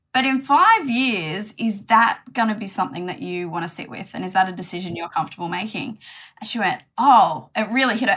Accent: Lismore, New South Wales, Australia; moved away; also born or lived in Brisbane; I grew up in Lismore

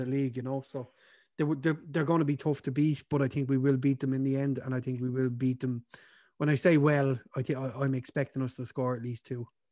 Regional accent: Ireland; us being Irish

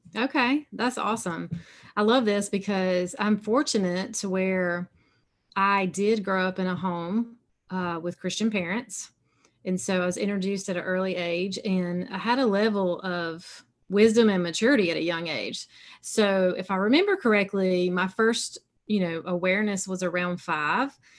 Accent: South Carolina, United States; accent: southern; I live in South Carolina, so you can tell a little bit by my accent. I got some southern sound in it

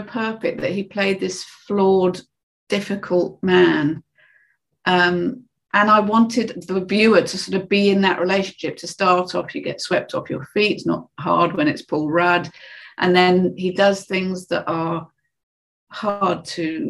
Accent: United Kingdom; being British

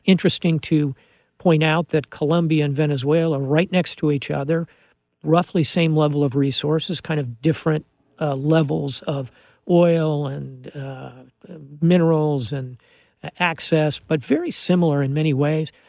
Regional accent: Miami, Florida, United States; I'm from Miami, I speak Spanish

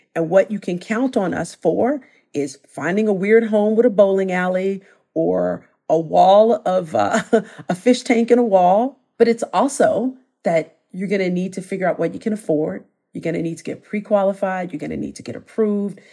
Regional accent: Chicago, Illinois, United States; moved away; I'm from Chicago originally

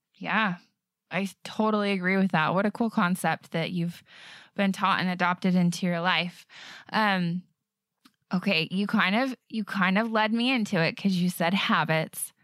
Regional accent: Bountiful, Utah, United States; I'm from Bountiful

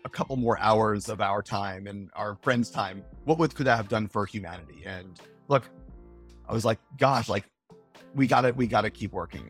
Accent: Florida, United States; we, we grew up in Florida

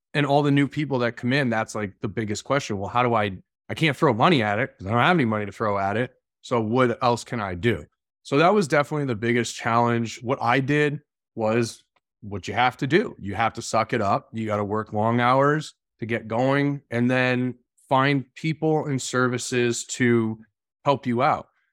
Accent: Massachusetts, United States; I grew up in Massachusetts.

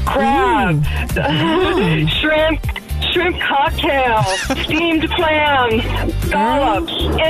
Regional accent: Miami, Florida, United States; moved away; I'm from Miami

